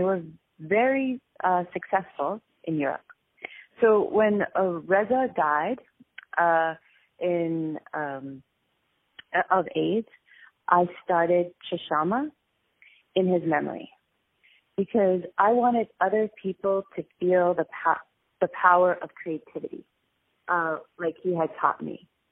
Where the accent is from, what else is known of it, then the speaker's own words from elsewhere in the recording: Westchester, New York, United States; I am from New York City. Uh, I was brought up in Westchester